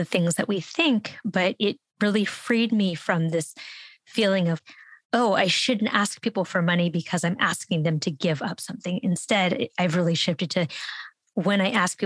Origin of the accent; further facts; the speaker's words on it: San Francisco, California, United States; I grew up in San Francisco